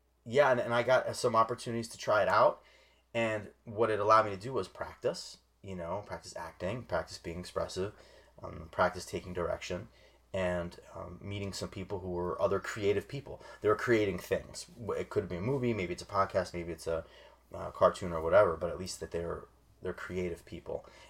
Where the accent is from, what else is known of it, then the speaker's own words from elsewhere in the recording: New Jersey, United States; I grew up in South Jersey. That's where I feel like I'm from